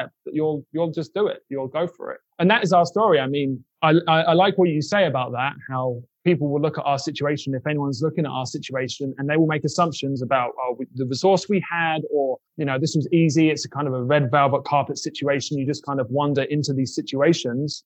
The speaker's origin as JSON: {"language": "English", "country": "United Kingdom", "tie": "born or raised there", "also_born_or_lived": "Brooklyn", "moved": "yes", "lives_now": "Kansas City, United States", "said": "I grew up in Section 8 housing in the UK"}